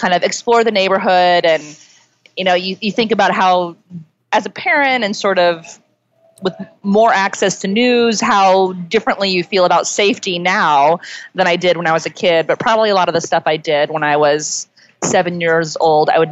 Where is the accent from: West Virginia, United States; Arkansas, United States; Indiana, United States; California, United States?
Indiana, United States; Indianapolis; also born or lived in Georgia; now in New York, United States; I grew up in Georgia. My dad was in the service there. So I only lived there for a little bit. But then I spent the rest of my childhood in Indianapolis